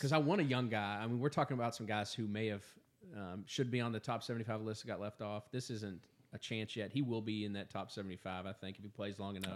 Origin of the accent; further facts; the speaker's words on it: Indiana, United States; I'm from Indiana